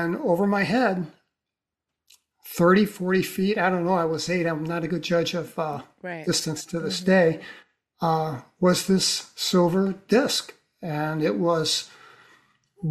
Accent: St. Louis, Missouri, United States; I was born in East St. Louis, and then we moved over to the other side and lived in a red brick row house in St. Louis City.

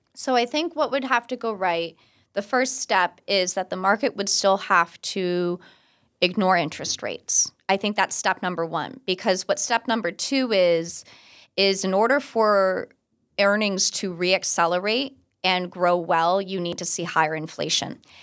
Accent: Orlando, Florida, United States; I'm from Orlando, and there used to be a liquor store near my house

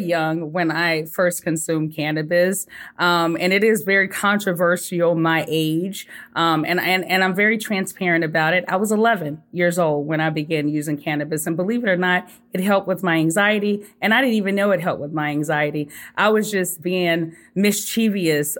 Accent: Sugar Land, Texas, United States; moved away as an adult; also born or lived in Colorado; I'm originally from Sugarland, Texas

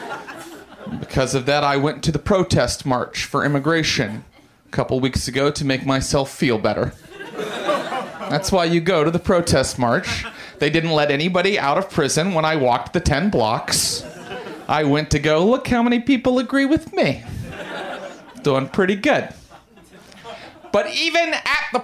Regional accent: Morgantown, West Virginia, United States; I was raised Pentecostal Christian in Morgantown, West Virginia

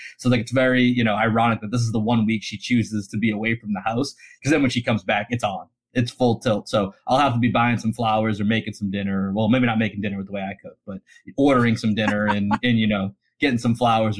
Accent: Boston, Massachusetts, United States; I grew up in Dorchester.

